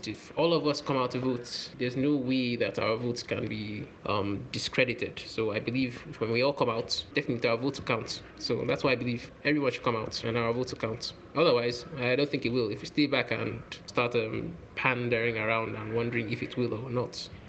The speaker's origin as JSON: {"language": "English", "country": "Nigeria", "said": "As a Nigerian"}